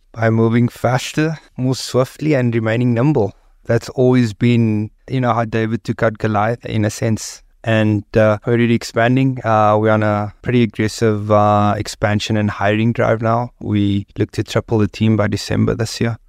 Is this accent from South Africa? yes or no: yes; Cape Town, Western Cape, South Africa; I grew up on the Cape Flats